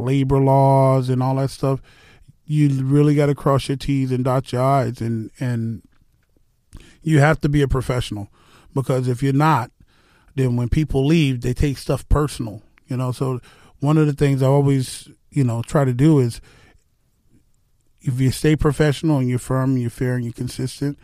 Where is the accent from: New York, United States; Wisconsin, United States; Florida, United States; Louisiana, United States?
Florida, United States; South; also born or lived in Texas; I grew up working in the South Florida sun, pouring concrete.